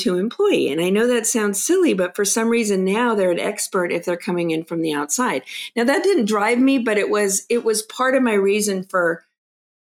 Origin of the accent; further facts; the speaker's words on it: Los Angeles, California, United States; growing up in Los Angeles, I was the youngest of six kids